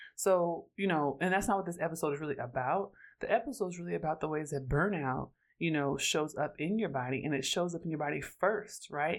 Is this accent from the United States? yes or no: yes; Oakland, California, United States; I'm from Oakland, California, so I grew up around cannabis